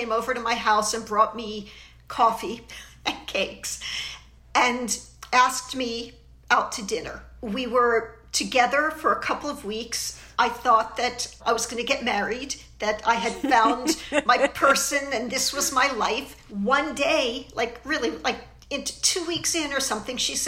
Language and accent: English; Philadelphia, Pennsylvania, United States; accent: Philly; my Philly accent